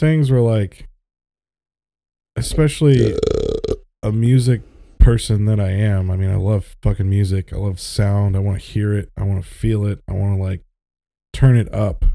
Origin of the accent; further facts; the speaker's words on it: Florida, United States; I grew up in Florida